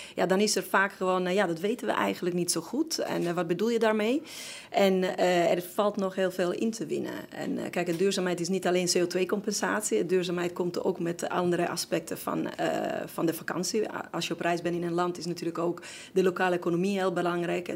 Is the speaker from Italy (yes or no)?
yes; Sardinia, Italy; now in Netherlands; ik hoor wel op Sardinië, ik ben wel Italiaans, ik voel me nog steeds 100% Italiaans